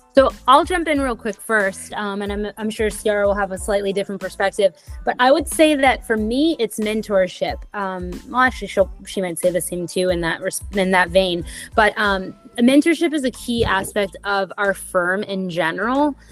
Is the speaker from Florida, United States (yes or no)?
no; New York City, New York, United States; I grew up in Brooklyn